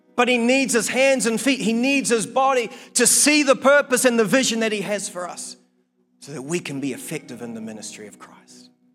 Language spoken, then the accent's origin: English; Blenheim, Marlborough, New Zealand; now in Palmerston North, New Zealand; my hometown in Blenheim.